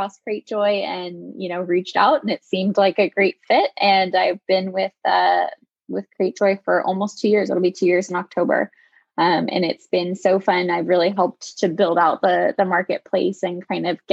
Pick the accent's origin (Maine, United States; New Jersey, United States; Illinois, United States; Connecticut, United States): Connecticut, United States; moved away as an adult; also born or lived in California; I am originally from Connecticut